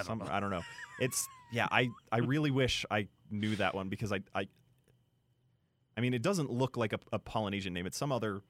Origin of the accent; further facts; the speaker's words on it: Utah, United States; growing up in Utah